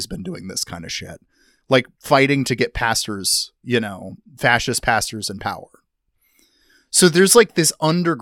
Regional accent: Iowa, United States; my home state

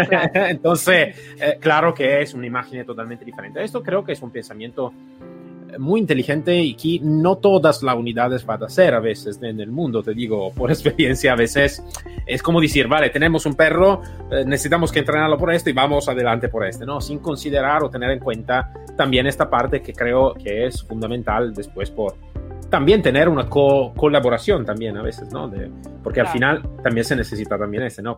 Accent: Italy; Spanish is a second language; moved away; also born or lived in United States; Yo soy ex policía italiana y en Italia

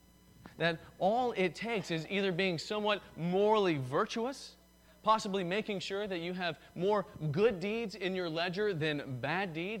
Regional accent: the South, United States; I'm from the South

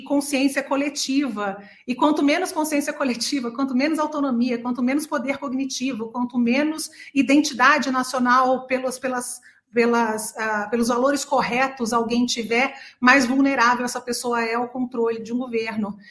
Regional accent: interior of São Paulo, Brazil; moved away as an adult; also born or lived in Austria; no interior de São Paulo, onde eu nasci, e a minha família inteira fez, todos os meus irmãos fizeram

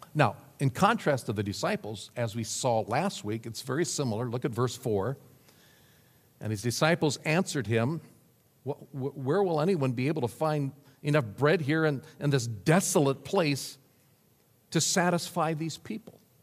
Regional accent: Nebraska, United States; moved away; my home state of Nebraska

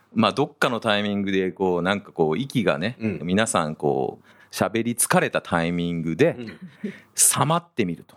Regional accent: Japan; also born or lived in United States; 日本で生まれ育った

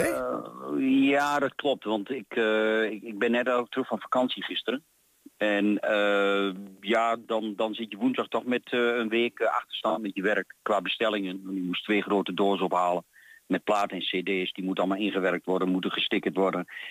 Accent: Diepenheim, Overijssel, Netherlands; vanaf mijn jeugd in Diepenheim tot nu

